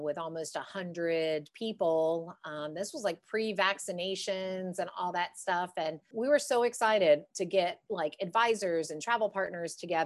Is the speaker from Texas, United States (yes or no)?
no; Winter Springs, Florida, United States; also born or lived in Jacksonville, Florida; now in Howey-in-the-Hills, United States; born and raised in Florida, started out in Jacksonville. And then in sixth grade, my family moved down here to Central Florida